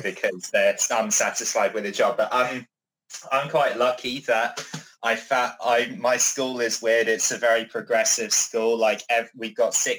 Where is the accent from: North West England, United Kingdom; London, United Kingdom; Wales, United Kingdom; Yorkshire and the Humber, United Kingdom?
London, United Kingdom; New Malden; London. Just south of London, New Malden, Surrey.